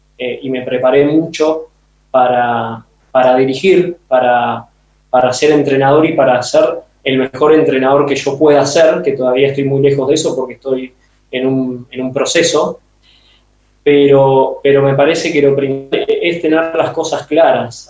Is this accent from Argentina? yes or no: yes; Argentina; moved away; vengo del fútbol de Argentina y, como futbolero y entrenador me crié y aprendí ahí.